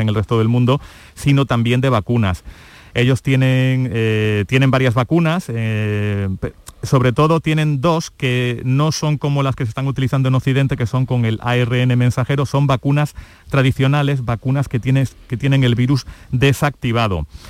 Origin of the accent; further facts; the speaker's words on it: Córdoba, Andalusia, Spain; now in China; yo soy cordobés y me pilláis ahora aquí de vacaciones en España